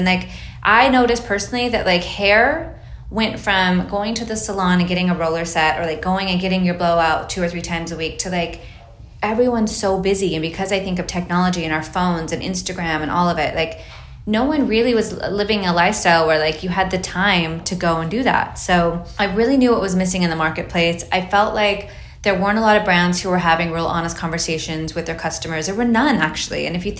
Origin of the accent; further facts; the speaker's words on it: Hawaii, United States; It was really inspired by like, I grew up in Hawaii and I love floral